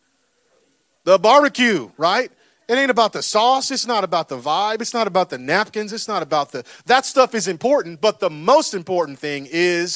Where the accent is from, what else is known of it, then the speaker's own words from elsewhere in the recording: Florida, United States; I'm from Florida